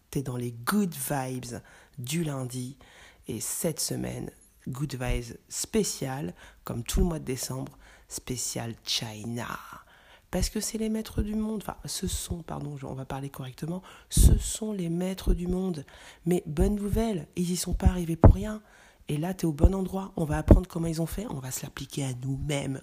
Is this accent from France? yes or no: yes; France; also born or lived in Mali (ancestry); en tant que Français